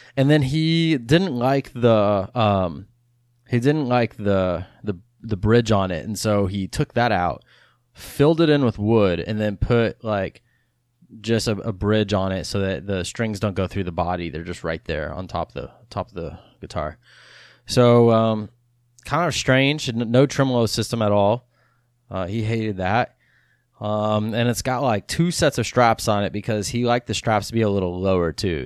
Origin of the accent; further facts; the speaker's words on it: Texas, United States; I'm from Austin, or not from Austin, I'm from Texas. I, I live in Austin now, but I'm from Texas, and so I grew up listening to …